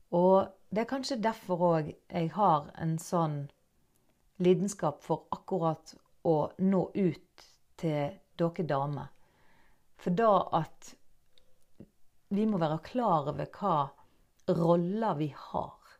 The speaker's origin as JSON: {"language": "Norwegian", "country": "Norway", "accent": "Nynorsk", "first_language": "Norwegian", "said": "jeg snakker nynorsk. Jeg er norsk"}